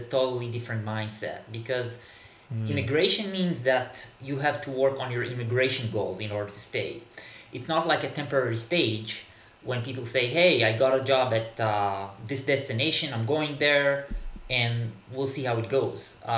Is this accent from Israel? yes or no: yes; Israel; first language Hebrew; English is a second language; moved away as an adult; now in Berlin, Germany; I'm originally from Israel, from the Middle East, actually. I grew up in the 1980s in Israel